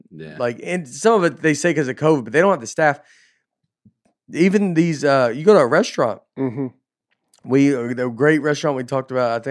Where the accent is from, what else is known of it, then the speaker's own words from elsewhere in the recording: Hollywood, California, United States; I'm from Hollywood.